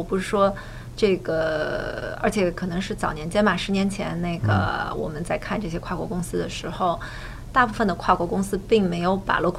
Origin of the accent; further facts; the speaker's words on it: China; moved away as an adult; 我在亚洲出生长大，在中国出生长大。